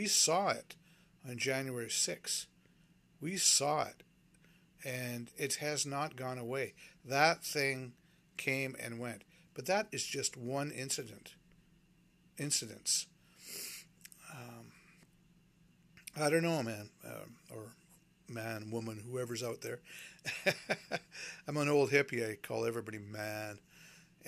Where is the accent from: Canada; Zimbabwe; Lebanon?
Canada; also born or lived in Vancouver, Canada; I'm a Canadian